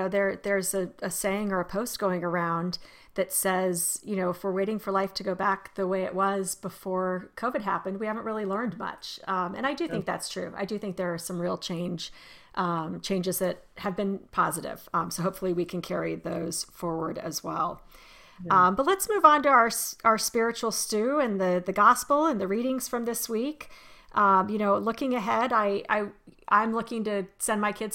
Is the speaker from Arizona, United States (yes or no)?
yes; Arizona, United States; now in Maryland, United States; growing up in Arizona